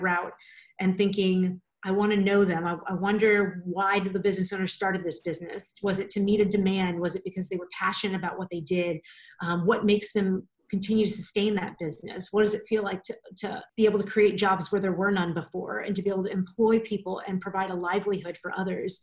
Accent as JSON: {"language": "English", "area": "a small town outside New Orleans", "region": "Louisiana", "country": "United States", "tie": "born or raised there", "moved": "as an adult", "lives_now": "Orlando, United States", "said": "I'm from New Orleans originally, a really small swampy town right outside of New Orleans"}